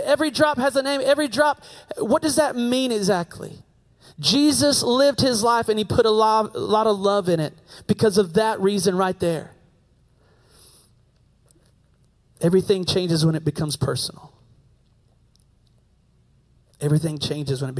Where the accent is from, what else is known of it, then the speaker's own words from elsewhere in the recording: Table Rock, United States; I'm an American from Table Rock, so I don't speak Italiano